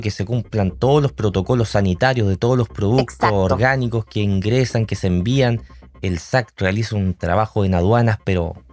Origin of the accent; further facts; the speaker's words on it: O'Higgins, Chile; somos todos chilenos, todos colchagüinos